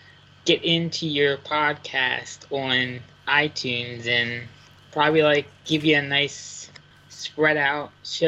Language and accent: English; Lancaster, Pennsylvania, United States; I am from Lancaster, PA, Pennsylvania.